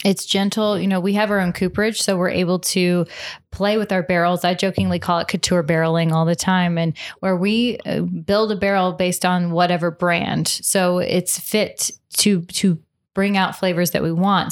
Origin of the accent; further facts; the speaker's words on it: Louisville, Kentucky, United States; also born or lived in Cincinnati, Ohio; I grew up in Cincinnati, Ohio, actually, and, um, moved down to Louisville, Kentucky when I was in fifth grade. So I've done a huge majority of my growing up here in Kentucky